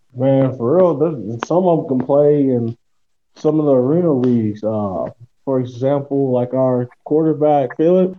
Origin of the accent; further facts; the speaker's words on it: Louisville, Kentucky, United States; moved away as an adult; now in Poland; I'm from Louisville, Kentucky, and I'm from the United States.